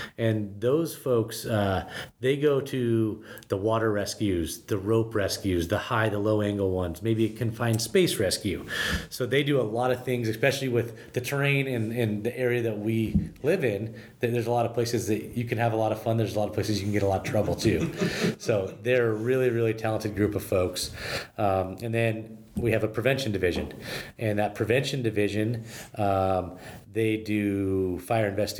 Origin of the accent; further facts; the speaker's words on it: Bend, Oregon, United States; I was actually born and raised in Bend.